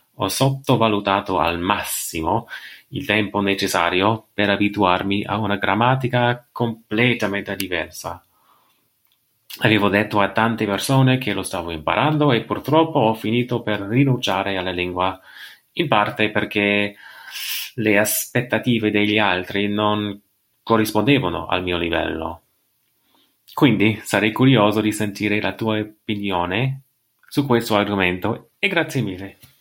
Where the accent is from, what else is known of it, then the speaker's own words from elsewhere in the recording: United States; Italian is a second language; sono americano e sto imparando l'italiano ancora